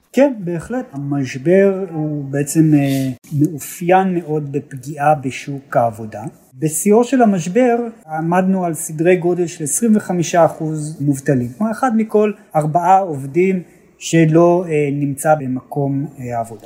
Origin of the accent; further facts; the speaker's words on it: Israel; אנחנו ישראלים